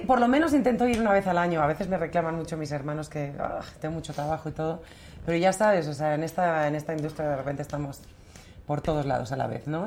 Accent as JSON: {"language": "Spanish", "town": "Torrelodones", "region": "Community of Madrid", "country": "Spain", "tie": "born or raised there", "said": "vivíamos en un pueblo maravilloso eh, que estos Torlodones, que si lo sigo considerando mi pueblo"}